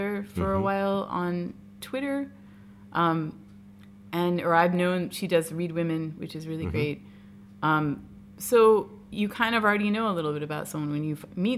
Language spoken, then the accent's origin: English; United States; I'm 100% American